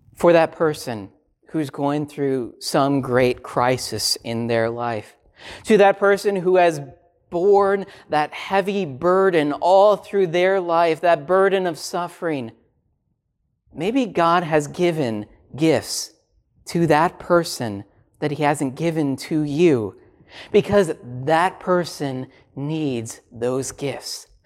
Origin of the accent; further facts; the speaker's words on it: Minnesota, United States; I grew up in Minnesota